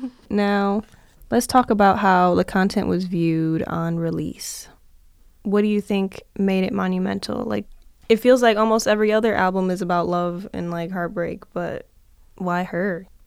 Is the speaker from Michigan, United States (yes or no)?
yes; Detroit, Michigan, United States; I'm from Detroit